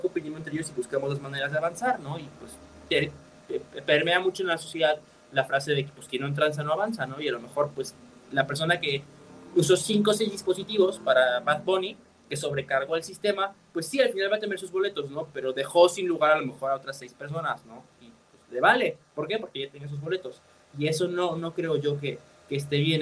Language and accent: Spanish; Mexico